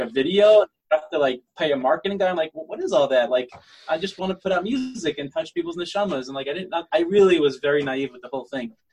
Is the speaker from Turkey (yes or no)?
no; United States; now in Israel; I'm living in Israel as an American singer